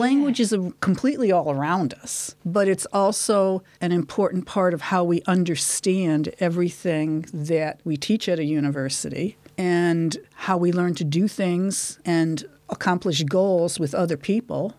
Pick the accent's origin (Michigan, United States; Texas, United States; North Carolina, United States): Michigan, United States; Detroit; moved away as an adult; now in Dunedin, New Zealand; I'm from Detroit, Michigan